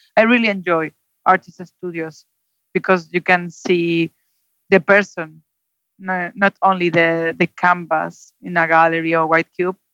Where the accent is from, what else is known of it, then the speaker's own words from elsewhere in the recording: Zaragoza, Aragon, Spain; English is a second language; moved away as an adult; also born or lived in London; now in Santander, Spain; I'm from Zaragoza. It's more or less in between Barcelona and Madrid